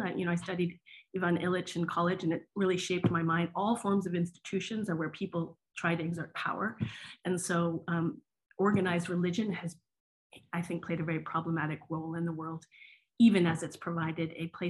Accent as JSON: {"language": "English", "region": "New England", "country": "United States", "said": "But I'm from New England, and my grandfather was a Protestant minister."}